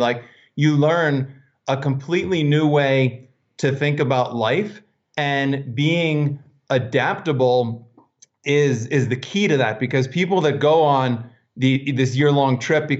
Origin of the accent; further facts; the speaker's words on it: Pennsylvania, United States; And then I'm kind of a little more mountain guy. I grew up in the Poconos, Pennsylvania.